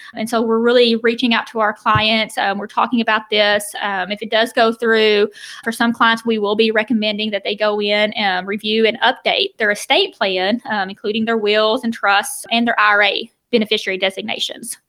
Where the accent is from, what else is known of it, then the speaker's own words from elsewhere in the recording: the South, United States; I'm from the South